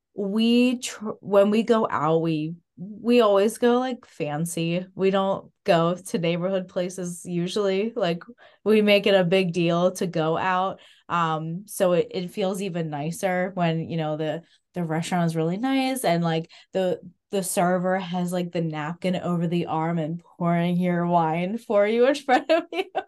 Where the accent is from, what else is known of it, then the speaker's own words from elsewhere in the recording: Clifton, United States; I grew up in Clifton